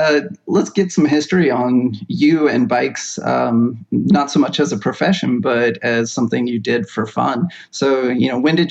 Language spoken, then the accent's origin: English; Pacific Northwest, United States; I love bikes. I'm in my 30s. I have a small family, and I hail from the Pacific Northwest.